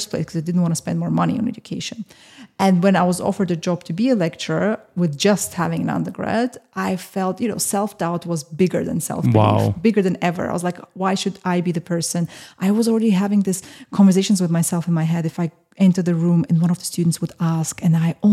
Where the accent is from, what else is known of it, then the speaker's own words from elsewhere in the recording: Austria; now in London, United Kingdom; growing up in Austria